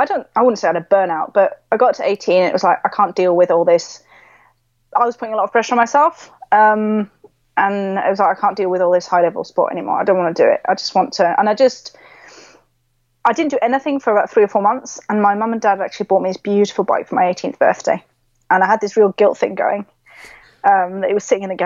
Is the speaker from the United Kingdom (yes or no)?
no; Switzerland; Originally, my mum and dad are British, but I grew up in Switzerland. So I'm actually technically got British blood and a Swiss passport.